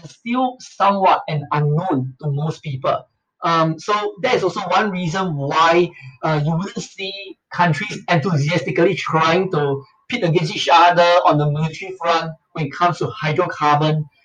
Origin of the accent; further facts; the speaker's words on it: Singapore; I'm a Singaporean.